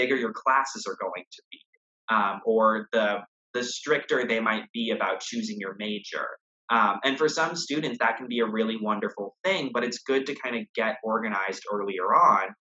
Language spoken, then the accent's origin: English; Texas, United States; moved away as an adult; now in Boston, United States; I was from Texas